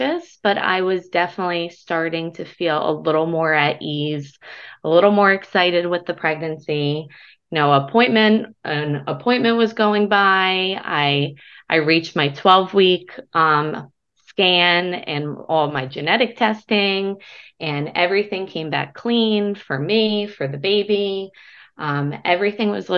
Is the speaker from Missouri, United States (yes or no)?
no; New Jersey, United States; I'm from New Jersey